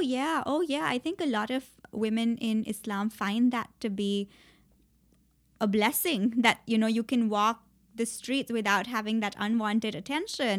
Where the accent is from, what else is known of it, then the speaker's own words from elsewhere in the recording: Mumbai, Maharashtra, India; moved away as an adult; also born or lived in Princeton, United States; I grew up all my life in India